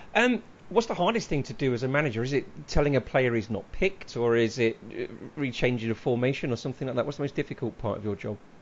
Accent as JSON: {"language": "English", "town": "Leicester", "region": "East Midlands", "country": "United Kingdom", "said": "I come from Leicester"}